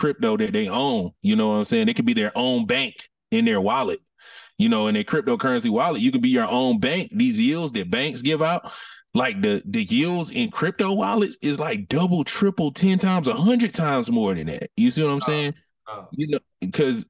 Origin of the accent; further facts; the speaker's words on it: Atlanta, Georgia, United States; I'm born and raised from Atlanta